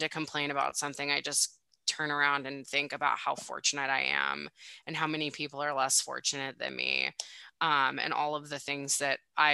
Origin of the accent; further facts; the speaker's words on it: United States; also born or lived in Spokane, Washington; I'm from the States